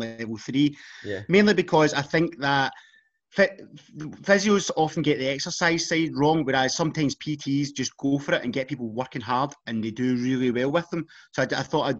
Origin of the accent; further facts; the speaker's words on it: Hamilton, Scotland, United Kingdom; I'm from Hamilton